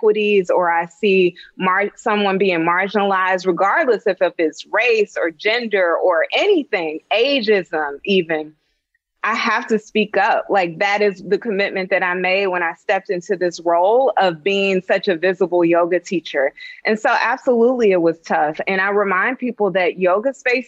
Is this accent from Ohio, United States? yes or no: yes; Dayton, Ohio, United States; I'm from Dayton, Ohio